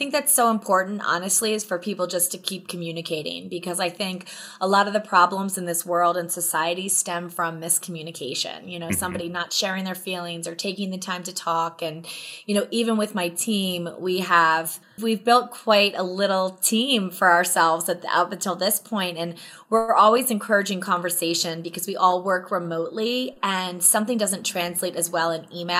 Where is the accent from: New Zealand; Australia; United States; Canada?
United States; East Coast; It's so amazing for somebody growing up on the East Coast.